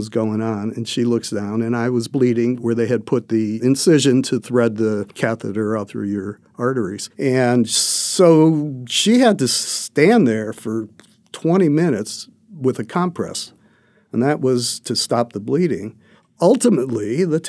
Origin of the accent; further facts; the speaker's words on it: Cleveland, Ohio, United States; moved away; I came from Cleveland